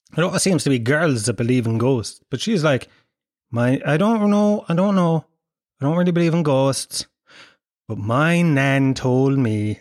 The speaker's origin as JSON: {"language": "English", "country": "Ireland", "tie": "born or raised there", "said": "we grew up in in Ireland"}